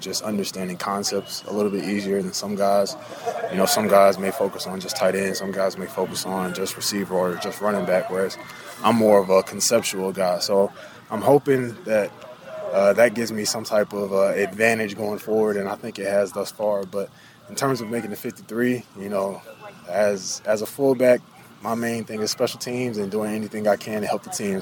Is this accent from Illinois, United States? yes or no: no; North Carolina, United States; I grew up in North Carolina